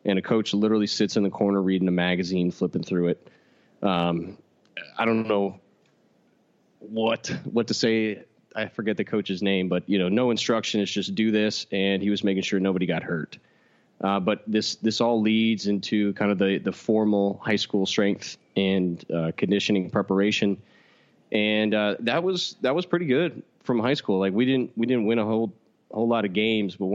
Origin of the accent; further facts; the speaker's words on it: Katy, Texas, United States; I'm from Katy, Texas, in which a small town shuts down every single Friday